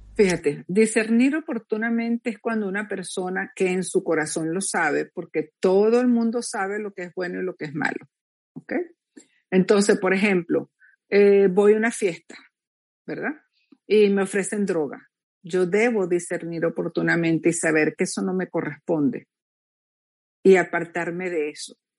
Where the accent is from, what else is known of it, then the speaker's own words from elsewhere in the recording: Venezuela; moved away as an adult; a los pocos meses me fui de Venezuela